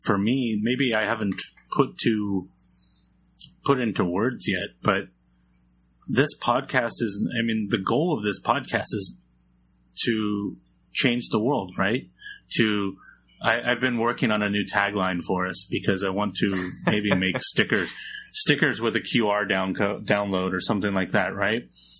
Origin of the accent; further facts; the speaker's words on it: San Jose, California, United States; I'm from San Jose, heart of the Silicon Valley. One of the biggest cities in America that most people have not heard of.